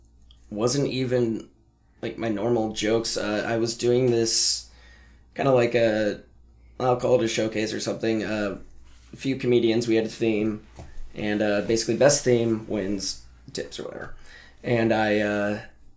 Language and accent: English; Montana, United States; growing up in Montana